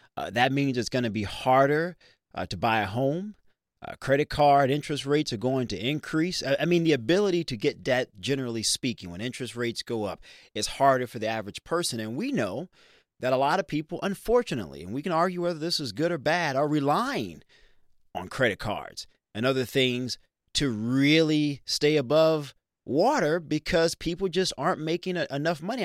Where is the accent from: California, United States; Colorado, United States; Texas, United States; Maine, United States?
Texas, United States; Dallas; growing up in Dallas, Texas